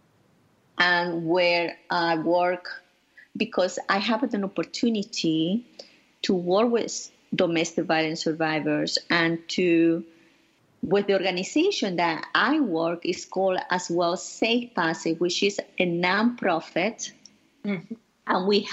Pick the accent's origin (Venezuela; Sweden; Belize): Venezuela; moved away as an adult; now in New York, United States; I grew up in Venezuela with my beloved grandparents